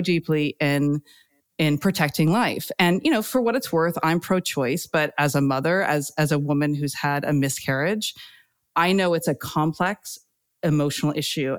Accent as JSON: {"language": "English", "country": "United States", "moved": "as an adult", "lives_now": "United Kingdom"}